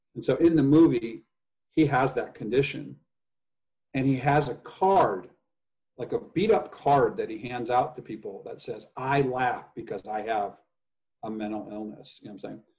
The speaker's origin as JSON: {"language": "English", "region": "Indiana", "country": "United States", "tie": "born or raised there", "also_born_or_lived": "Los Angeles", "moved": "yes", "lives_now": "San Francisco, United States", "said": "I grow up in indiana"}